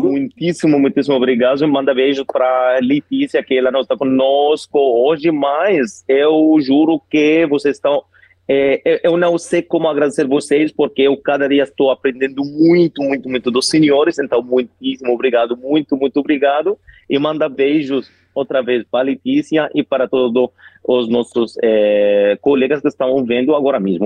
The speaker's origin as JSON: {"language": "Portuguese", "country": "Egypt", "also_born_or_lived": "Rio de Janeiro, Brazil / Spain", "first_language": "Arabic", "second_language": "Portuguese", "said": "eu sou do Egito, né? Moro no Cairo"}